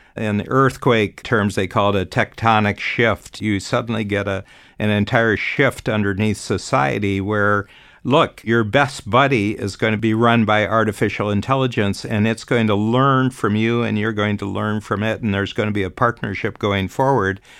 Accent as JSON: {"language": "English", "country": "United States", "tie": "born or raised there", "moved": "yes", "said": "I'm born American, but I've actually lived outside of the U S for forty-four years now."}